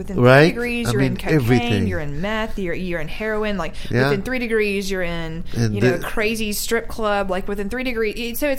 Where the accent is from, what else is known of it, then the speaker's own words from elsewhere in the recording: Louisiana, United States; moved away; I'm from Louisiana.